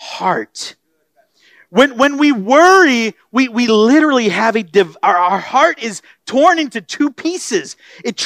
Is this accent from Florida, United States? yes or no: yes; Florida, United States; now in Texas, United States; I grew up in Florida and then here in Texas